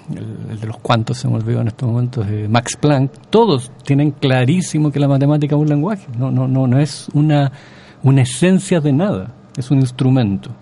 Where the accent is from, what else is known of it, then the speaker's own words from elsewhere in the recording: Chile; como chileno